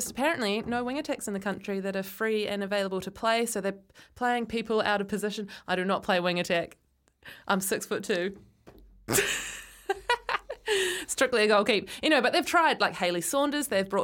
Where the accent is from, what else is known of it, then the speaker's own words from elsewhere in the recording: Christchurch, Canterbury, New Zealand; now in Auckland, New Zealand; I was born in Christchurch, so my memories of going to Jade Stadium